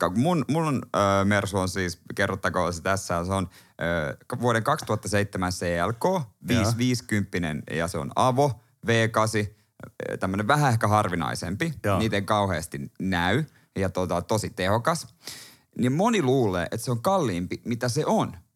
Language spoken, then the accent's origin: Finnish; Helsinki, Uusimaa, Finland; also born or lived in South Karelia; 55 stadi.